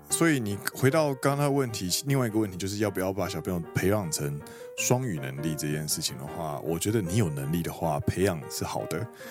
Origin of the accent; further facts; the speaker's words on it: Taiwan; moved away as an adult; now in Japan; 我跟Danny是呢，其实都是在台湾长，长大，然后我们到日本工作